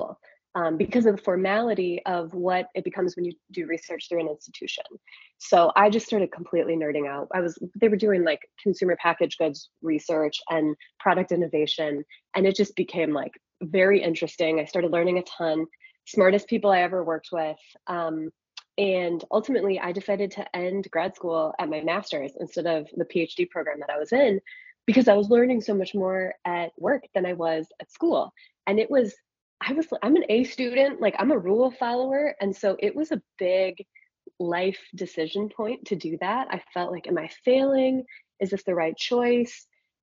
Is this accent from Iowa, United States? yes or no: yes; Iowa, United States; I grew up in Iowa, blue collar family